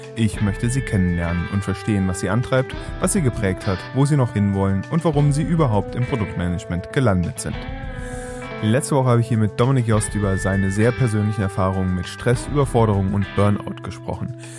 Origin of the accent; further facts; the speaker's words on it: Trier, Rhineland-Palatinate, Germany; ich komme nicht aus Engelskirchen, ich komme aus Trier